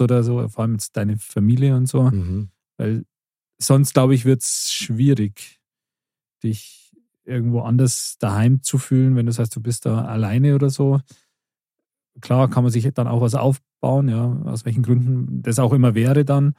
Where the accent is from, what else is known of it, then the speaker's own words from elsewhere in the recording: the other side of Munich, Bavaria, Germany; wo ich jetzt wohne, da bin ich auch nicht aufgewachsen oder so, da komme ich mhm. auch nicht her, sondern von, von, von der anderen Seite von München